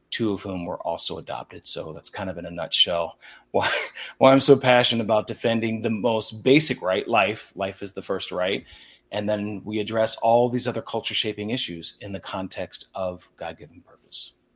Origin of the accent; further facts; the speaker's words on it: Lancaster County, Pennsylvania, United States; I grew up in Lancaster County, Pennsylvania